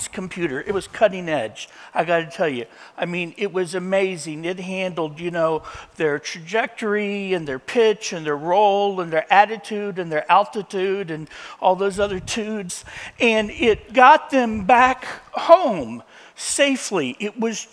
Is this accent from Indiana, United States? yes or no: yes; Indiana, United States; A farm boy growing up in Indiana